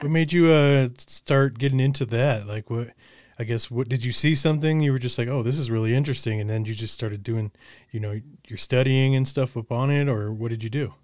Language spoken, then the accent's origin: English; Colorado, United States; born or raised there; also born or lived in Olympia, Washington / Los Angeles